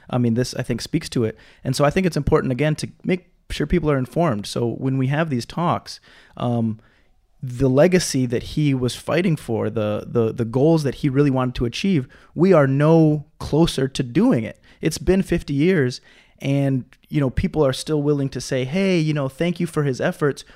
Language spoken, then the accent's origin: English; Minnesota, United States; moved away as an adult; now in Hawaii, United States; I'm from Minnesota